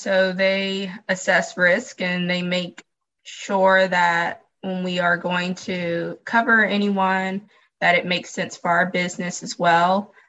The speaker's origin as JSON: {"language": "English", "region": "Texas", "country": "United States", "tie": "born or raised there", "said": "Yes, I grew up in Texas."}